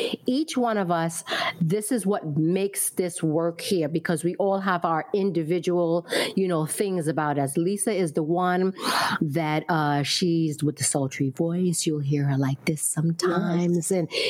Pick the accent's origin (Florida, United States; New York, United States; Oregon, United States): New York, United States; Brooklyn; For me, I was born in Brooklyn, raised in Brooklyn.